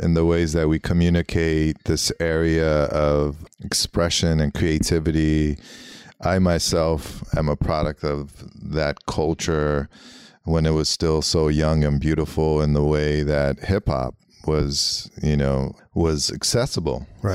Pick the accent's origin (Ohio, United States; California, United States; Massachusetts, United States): California, United States; Los Angeles; born or raised there; first language Armenian; English is a second language